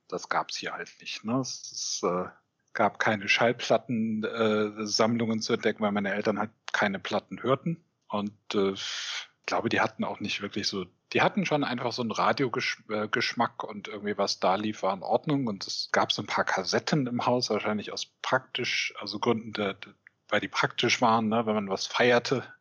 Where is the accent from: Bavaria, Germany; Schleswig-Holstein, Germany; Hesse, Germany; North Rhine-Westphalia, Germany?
Schleswig-Holstein, Germany; Eutin; Ich äh, komme aus und wohne auch immer noch einem kleinen Ort in Ostdeutschland, in Schleswig-Holstein, der heißt Eutin.